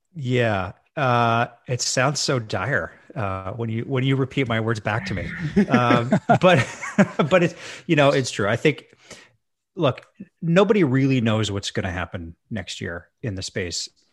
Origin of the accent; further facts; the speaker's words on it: Edmonton, Alberta, Canada; moved away; also born or lived in Victoria, British Columbia; I moved back to my hometown of Edmonton, Alberta.